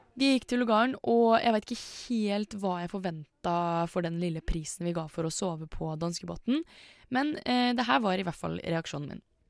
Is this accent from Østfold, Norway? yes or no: yes; Indre Østfold, Norway; jeg er fra Indre Østfold